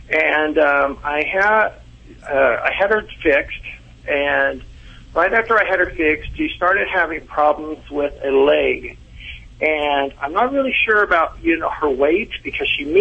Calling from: Modesto, California, United States; Modesto, California.

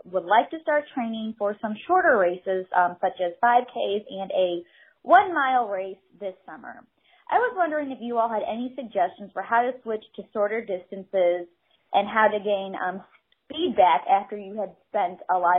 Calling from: St. Louis, Missouri, United States; I'm calling from St. Louis, Missouri

